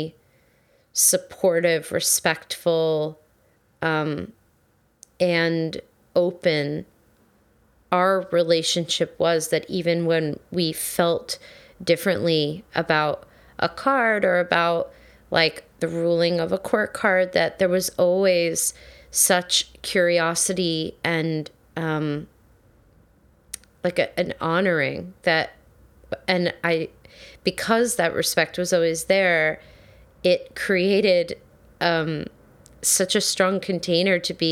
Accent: New Jersey, United States; I'm from New Jersey, so it's like, that's hard to hide

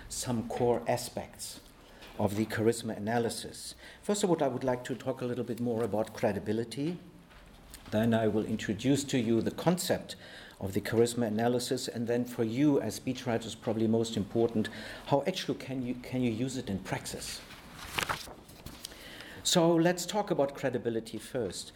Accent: Germany; I come from Germany

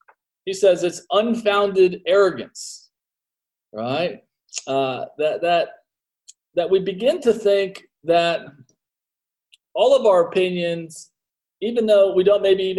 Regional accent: United States; as an American

